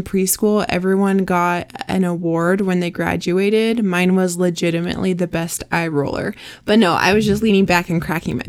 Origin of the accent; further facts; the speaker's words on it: Olympia, Washington, United States; moved away; which he named Olympia after my hometown